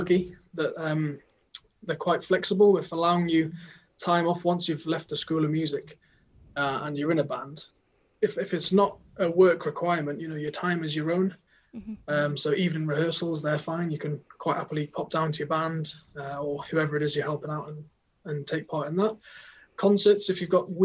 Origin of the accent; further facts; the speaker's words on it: the North East, North East England, United Kingdom; moved away as an adult; also born or lived in Cardiff; I'm from the Northeast